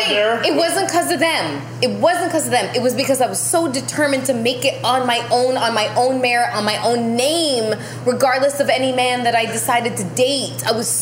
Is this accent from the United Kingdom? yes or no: no; Canada; I don't diss people. I'm Canadian.